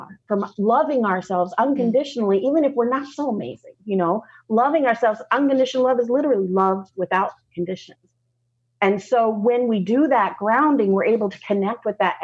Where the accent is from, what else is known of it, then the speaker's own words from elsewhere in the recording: Southern, United States; accent: Southern; My Southern accent goes away a little bit